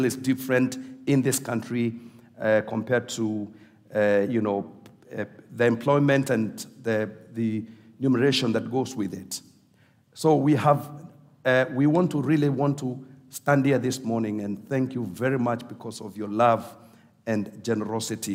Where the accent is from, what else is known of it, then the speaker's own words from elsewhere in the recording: Kenya; we are coming from Africa